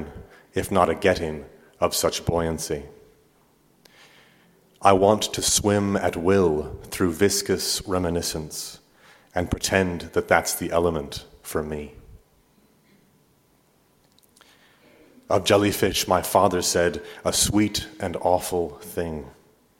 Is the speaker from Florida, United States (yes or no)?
no; Omaha, Nebraska, United States; also born or lived in Manchester, England; Migrants like my family, who arrived Omaha in 86 when I was 2